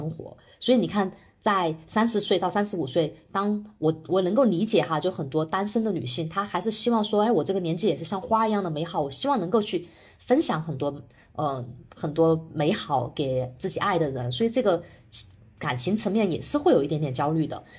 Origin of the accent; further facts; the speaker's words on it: China; 我我作为一个在国内土生土长的人